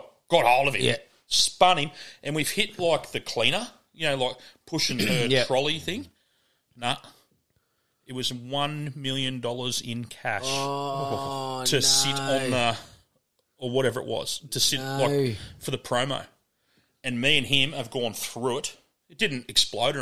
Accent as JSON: {"language": "English", "town": "Murwillumbah", "region": "New South Wales", "country": "Australia", "tie": "born or raised there", "said": "growing up in Murbar, back in the old days"}